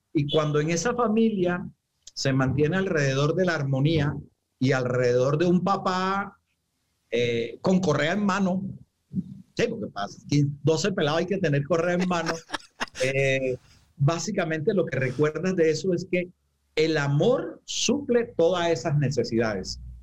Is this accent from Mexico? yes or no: no; Santa Marta, Magdalena, Colombia; moved away; also born or lived in Bogotá; yo soy samario, digamos que me fui hace muchísimo tiempo y ya estoy retornando a la tierra